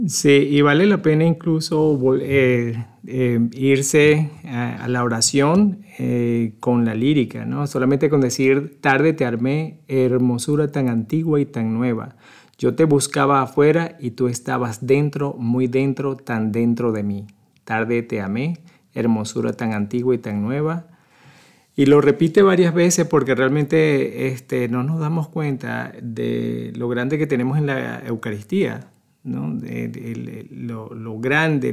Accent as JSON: {"language": "Spanish", "country": "Venezuela", "tie": "born or raised there", "moved": "as an adult", "lives_now": "Omaha, United States", "said": "nací hace mucho tiempo en Venezuela. Soy este, venezolano, ya tengo 24 años aquí en Omaha"}